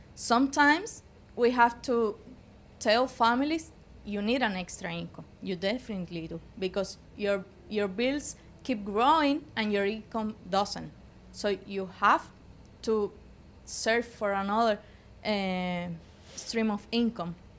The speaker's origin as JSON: {"language": "English", "country": "Cuba", "tie": "born or raised there", "moved": "yes", "said": "we were raised in Cuba."}